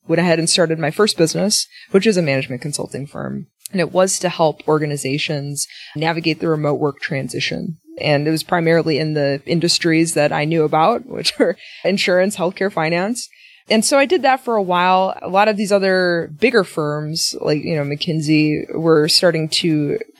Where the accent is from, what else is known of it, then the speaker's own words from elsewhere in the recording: Milwaukee, Wisconsin, United States; I'm from Milwaukee